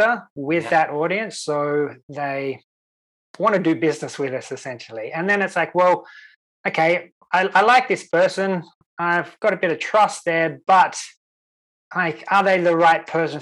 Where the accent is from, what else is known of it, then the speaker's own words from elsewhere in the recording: Sydney, New South Wales, Australia; now in Sweden; the local weatherman that I grew up with in Australia, in Sydney